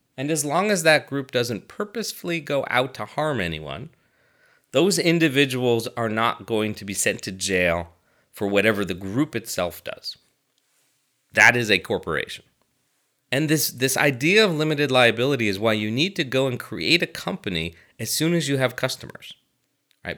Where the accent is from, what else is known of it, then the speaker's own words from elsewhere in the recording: United States; I'm an American